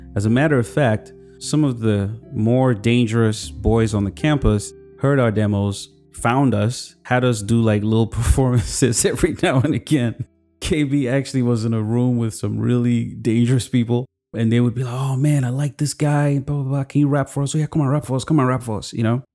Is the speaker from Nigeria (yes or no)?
yes; Kaduna, Kaduna State, Nigeria; moved away as an adult; also born or lived in Zaria / Lagos; now in United States; I grew up in Kaduna, um, with my sisters